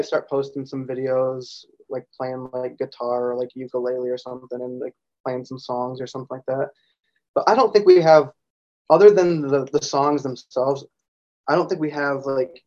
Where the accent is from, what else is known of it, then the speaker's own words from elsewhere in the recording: Grand Rapids, Michigan, United States; We're from Grand Rapids, Michigan